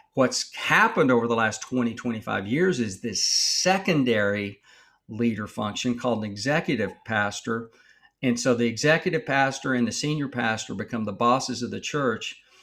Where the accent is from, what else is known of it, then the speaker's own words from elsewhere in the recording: Texas, United States; I grew up in Texas